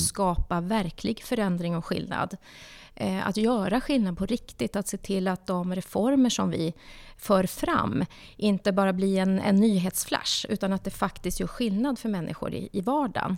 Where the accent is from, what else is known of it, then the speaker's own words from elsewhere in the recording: Norrbotten County, Sweden; jag är uppvuxen i arbetarklass i Norrbotten